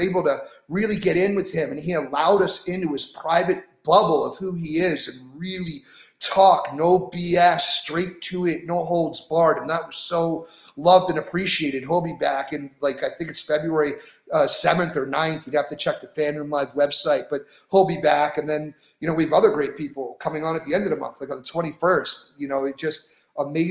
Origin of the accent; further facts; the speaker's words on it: Philadelphia, Pennsylvania, United States; I was born in Philly